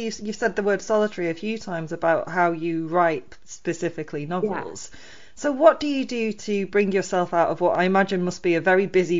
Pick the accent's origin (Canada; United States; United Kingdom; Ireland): United Kingdom; I'm British.